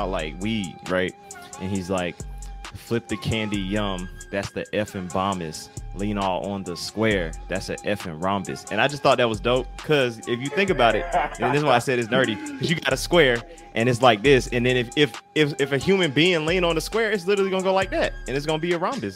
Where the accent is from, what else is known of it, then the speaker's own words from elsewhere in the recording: the South, United States; being from the South